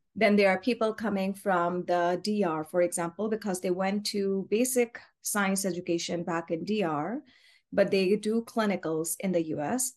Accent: Karachi, Sindh, Pakistan; moved away as an adult; now in Rhode Island, United States; we are originally from Karachi, Pakistan

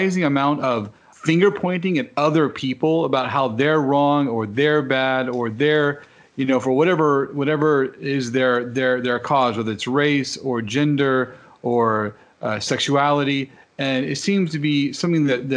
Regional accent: United States; I grew up in America and with white parents

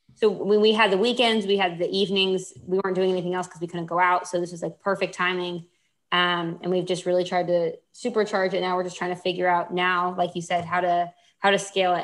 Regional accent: Houston, Texas, United States; I grew up in Houston.

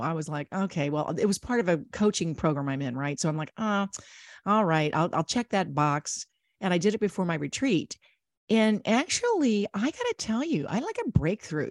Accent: Ohio, United States; I grew up in Ohio

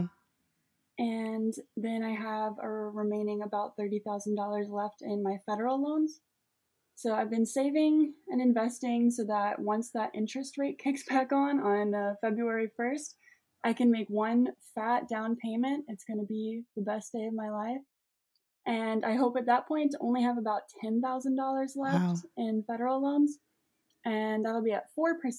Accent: Collierville, Tennessee, United States; I grew up um, in Collierville, Tennessee

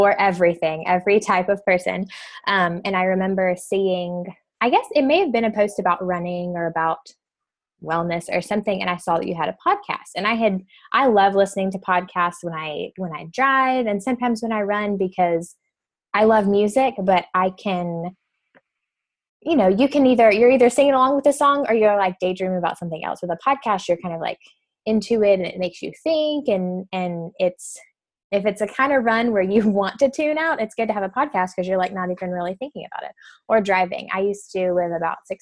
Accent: Birmingham, Alabama, United States; also born or lived in Mobile, Alabama; now in Huntsville, United States; So I'm originally from Mobile, Alabama. I grew up in Birmingham

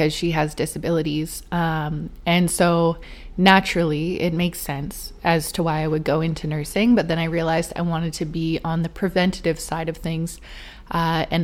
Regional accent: Vancouver, British Columbia, Canada; I'm born and raised in Vancouver, BC, just outside of it.

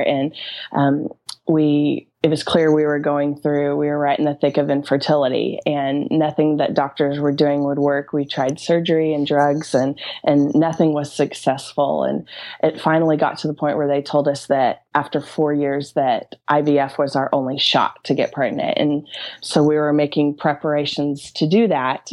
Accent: Norman, Oklahoma, United States; also born or lived in New York City; I am from Norman, Oklahoma, and that's a little suburb. Well, it's not exactly little, but it's outside of Oklahoma City. And um, I've been born and raised here

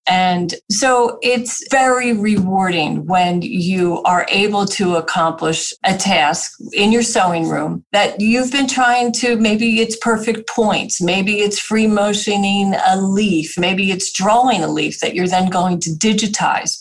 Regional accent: New Jersey, United States; moved away; also born or lived in Pennsylvania; I'm a Jersey girl

